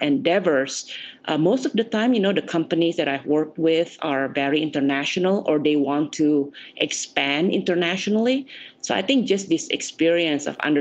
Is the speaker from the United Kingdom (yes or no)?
no; Jakarta, Indonesia; now in United States; I was born and raised in Jakarta.